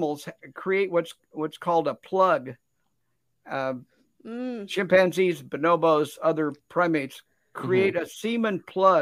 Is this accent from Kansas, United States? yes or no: yes; Kansas, United States; also born or lived in Wichita, Kansas; I am a resident, lifelong practically resident, and born and raised in Kansas